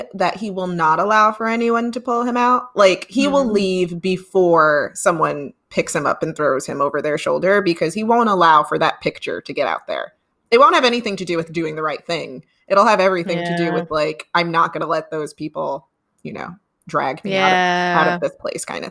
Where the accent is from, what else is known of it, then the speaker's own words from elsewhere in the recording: New York City, New York, United States; I am from Brooklyn, New York, born and raised